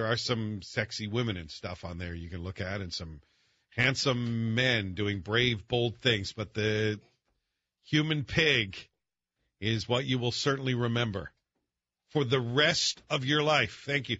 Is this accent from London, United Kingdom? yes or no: no; Scotland, United Kingdom; I'm Scottish.